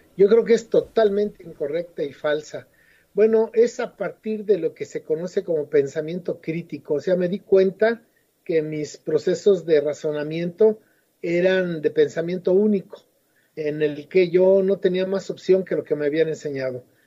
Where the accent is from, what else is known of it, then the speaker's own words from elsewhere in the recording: Mexico City, Mexico; moved away as an adult; also born or lived in Madrid, Spain; now in Oaxaca, Mexico; yo nací en la Ciudad de México hace 67 años y hasta los 25 viví ahí